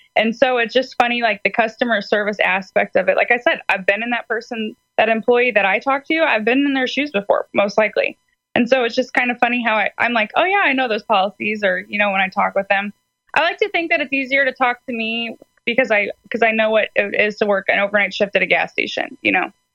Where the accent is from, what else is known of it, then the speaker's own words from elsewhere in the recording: St. Louis, Missouri, United States; I am from St. Louis, Missouri